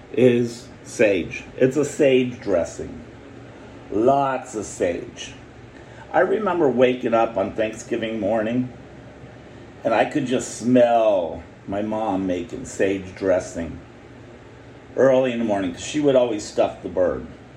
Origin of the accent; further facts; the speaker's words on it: the North, United States; I'm from the North